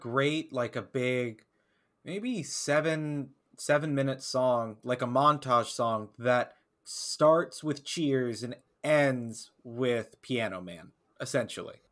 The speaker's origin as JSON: {"language": "English", "region": "the South", "country": "United States", "tie": "born or raised there", "said": "growing up in the South"}